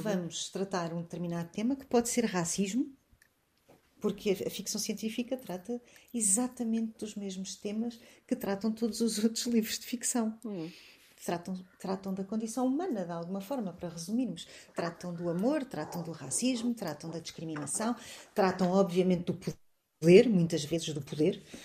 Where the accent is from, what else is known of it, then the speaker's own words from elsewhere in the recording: Portugal; sou uma portuguesa que vive no Ocidente, não sou africana, não sou moçambicana.